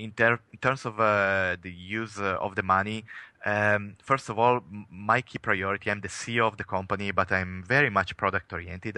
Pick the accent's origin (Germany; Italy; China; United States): Italy; English is a second language; moved away; as you can probably tell from my accent, I'm, I am coming from Italy